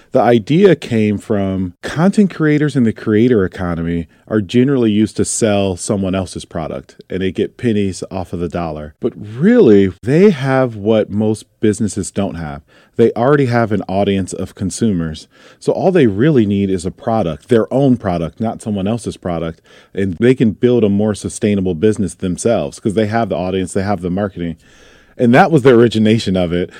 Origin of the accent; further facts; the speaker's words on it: Toledo, Ohio, United States; moved away as an adult; also born or lived in Detroit, Michigan; I grew up in Toledo, Ohio, and then I moved to Detroit, Michigan to go to art school